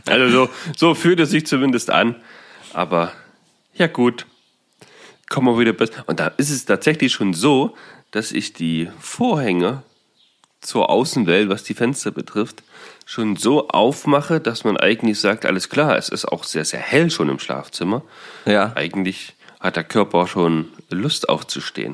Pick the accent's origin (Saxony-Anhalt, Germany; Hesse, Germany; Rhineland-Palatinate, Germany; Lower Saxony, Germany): Saxony-Anhalt, Germany; bei uns in Sachsen-Anhalt